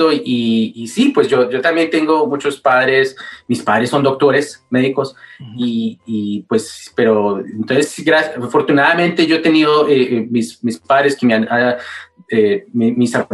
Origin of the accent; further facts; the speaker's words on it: Manizales, Caldas, Colombia; now in United States; yo nací en Colombia. Yo nací en Manizales, Colombia. Ah, eh, puro colombiano